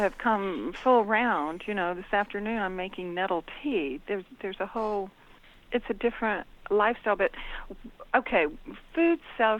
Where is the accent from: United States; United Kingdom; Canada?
United States; Gulf Coast; moved away; I grew up on the Gulf Coast.